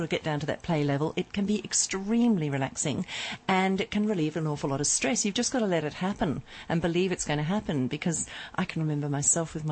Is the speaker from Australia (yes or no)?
yes; Tasmania, Australia; now in Hong Kong; we grew up in Tasmania, sort of on the slopes of Mount Wellington, with acres of forest around us and a stream